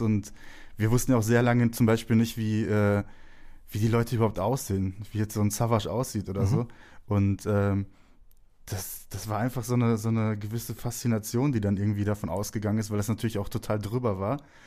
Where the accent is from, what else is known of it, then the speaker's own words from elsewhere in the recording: Herne, North Rhine-Westphalia, Germany; ich wurde im Ruhrgebiet geboren, in Wanne-Eickel